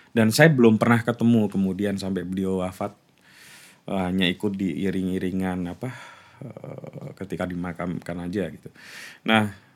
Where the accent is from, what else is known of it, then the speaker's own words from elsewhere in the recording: Kulis village, Central Java, Indonesia; accent: Pantura, East Javanese; moved away as an adult; also born or lived in Rembang / Yogyakarta; secara kultural saya ini sebetulnya orang Jawa Timur, hmm. tapi secara teritori saya ini orang Jawa Tengah